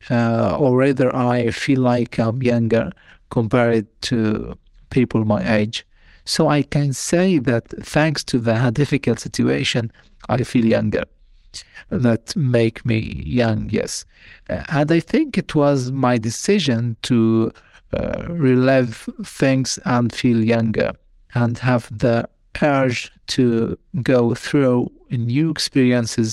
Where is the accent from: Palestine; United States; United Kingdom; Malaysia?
Palestine; Gaza Strip; English is a second language; moved away as an adult; also born or lived in France; now in Toulouse, France; I'm from Palestine, from Gaza Strip